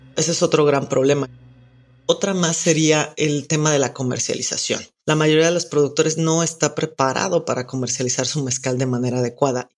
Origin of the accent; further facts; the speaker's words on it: Oaxaca, Mexico; soy oaxaqueña